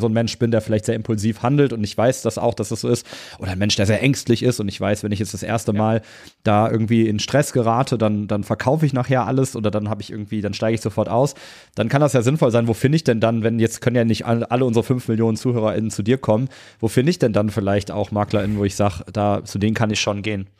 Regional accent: Cologne, North Rhine-Westphalia, Germany; Ich bin ursprünglich Kölner

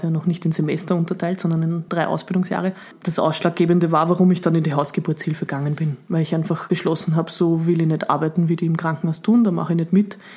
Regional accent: Upper Austria, Austria; now in Vienna, Austria; ich bin ja dann von Oberösterreich nach Wien gezogen quasi

